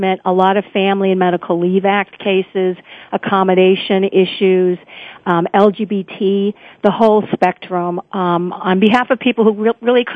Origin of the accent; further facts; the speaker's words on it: Chicago, Illinois, United States; moved away; also born or lived in California; I grew up in High Park, which is where President Obama lives, during the 1960s